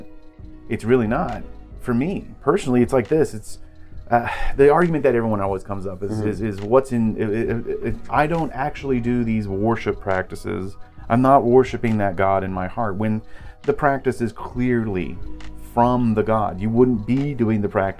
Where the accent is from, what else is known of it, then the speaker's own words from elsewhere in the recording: Oklahoma, United States; We're from Oklahoma.